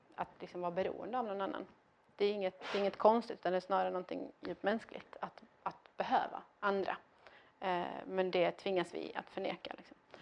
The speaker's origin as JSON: {"language": "Swedish", "country": "Iran", "tie": "born or raised there", "moved": "yes", "lives_now": "Sweden", "said": "jag inte var man född i Iran utan jag var kvinna född i Iran"}